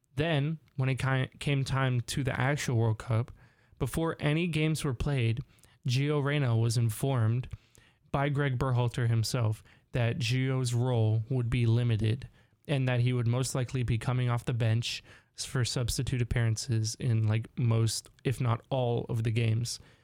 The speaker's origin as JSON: {"language": "English", "region": "Southern California", "country": "United States", "said": "we're both from California, SoCal specifically"}